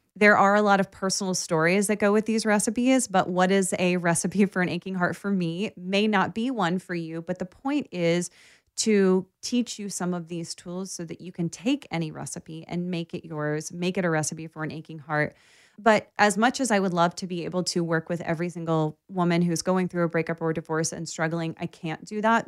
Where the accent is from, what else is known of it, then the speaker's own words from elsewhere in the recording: Baltimore, Maryland, United States; I grew up in Baltimore